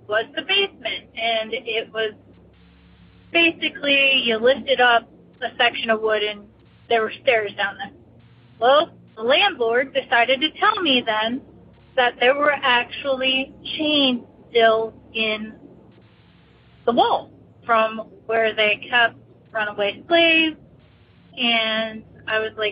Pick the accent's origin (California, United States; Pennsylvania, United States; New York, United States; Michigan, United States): Pennsylvania, United States; near Gettysburg; also born or lived in Pittsburgh, Pennsylvania; I grew up near Gettysburg, PA.